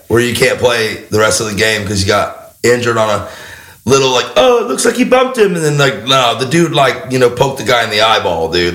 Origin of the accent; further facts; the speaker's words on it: Florida, United States; moved away; I'm from Florida.